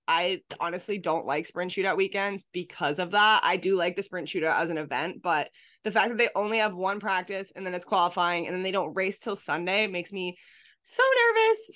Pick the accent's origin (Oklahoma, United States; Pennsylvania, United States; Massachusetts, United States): Massachusetts, United States; Boston; huge part of my childhood just growing up around Boston